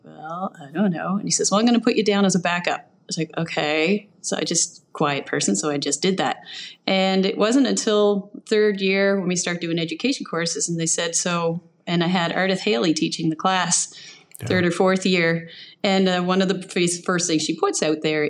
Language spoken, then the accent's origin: English; Port Hawkesbury, Nova Scotia, Canada; I'm born and raised in Cape Breton. So I spent most of my school time in Port Hawkesbury.